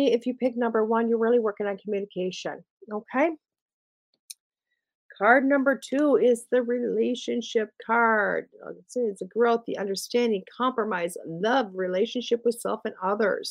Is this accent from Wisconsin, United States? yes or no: yes; Wisconsin, United States; I'm from Wisconsin